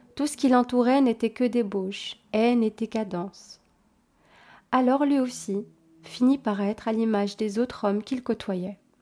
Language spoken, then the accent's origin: French; Belgium; je suis belge, effectivement